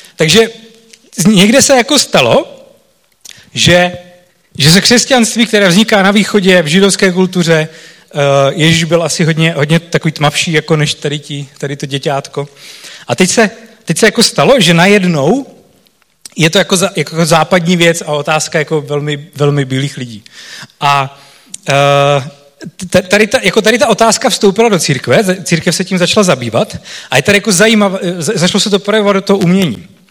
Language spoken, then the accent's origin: Czech; Czechia; pro nás Čechy